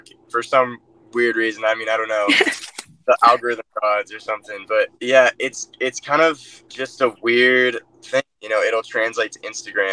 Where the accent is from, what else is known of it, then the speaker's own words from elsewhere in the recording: Austin, Texas, United States; I'm from Austin, Texas